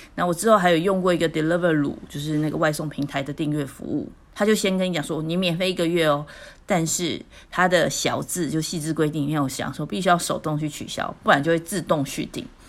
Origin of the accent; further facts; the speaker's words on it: Taiwan; 我们台湾人可能知道